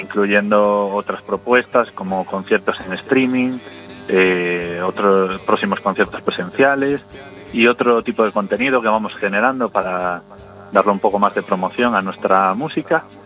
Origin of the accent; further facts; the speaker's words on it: Carballo, Galicia, Spain; moved away as an adult; now in Madrid, Spain; soy de Carballo.